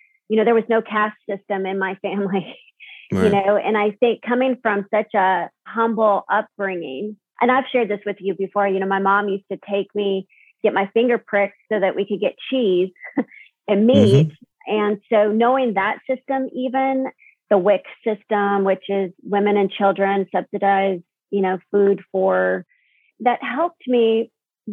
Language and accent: English; Tucson, Arizona, United States; I grew up in South Tucson, multicultural streets